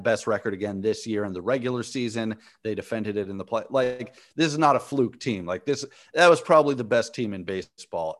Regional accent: Los Angeles, California, United States; now in Bay Area, United States; I grew up

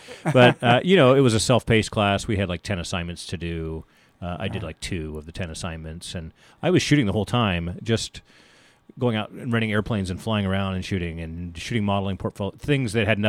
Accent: Germany; born there; also born or lived in Philippines / Mississippi / Oklahoma; I was raised in the military. Okay. We traveled a lot, you know, as I mentioned, I was born in Germany and we lived in the Philippines and other foreign countries like Mississippi and Oklahoma.

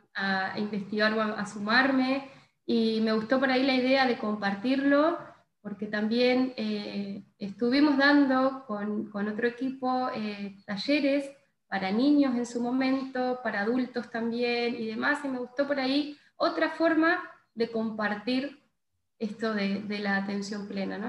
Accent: Gualeguaychú, Entre Ríos, Argentina; also born or lived in Buenos Aires; yo soy de acá de Gualeguaychú

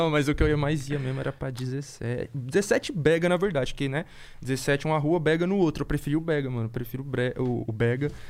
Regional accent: Jundiaí, São Paulo, Brazil; moved away as an adult; now in São Paulo, Brazil; eu nasci em Jundiaí

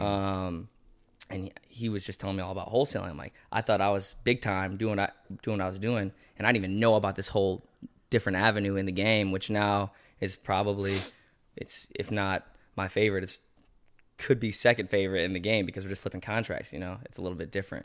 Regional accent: Sandusky, Ohio, United States; now in Cleveland, United States; we're from Sandusky

